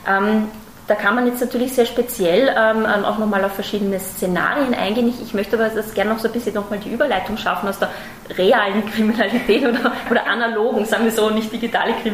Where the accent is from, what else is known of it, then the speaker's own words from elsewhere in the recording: Austria; now in Germany; ich bin tatsächlich selber Österreicherin und schon seit vielen Jahren auch im Versicherungsmarkt auch äh, tätig.